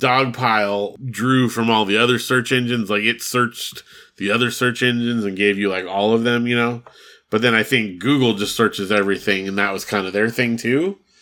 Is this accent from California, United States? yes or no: yes; Big Bear, California, United States; I grew up in Big Bear, and there was not a lot of shopping options up there.